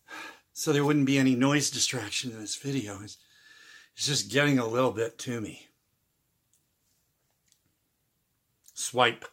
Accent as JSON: {"language": "English", "region": "Midwest", "country": "United States", "moved": "yes", "said": "I'm originally from the Midwest"}